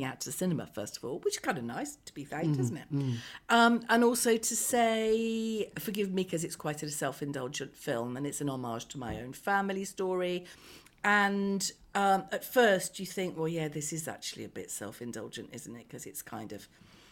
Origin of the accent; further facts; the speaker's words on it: Birmingham, West Midlands, United Kingdom; I'm a Brummie